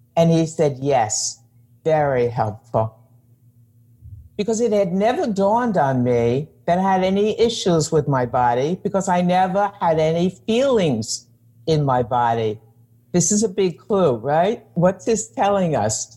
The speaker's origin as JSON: {"language": "English", "region": "New York", "country": "United States", "said": "I'm a New Yorker"}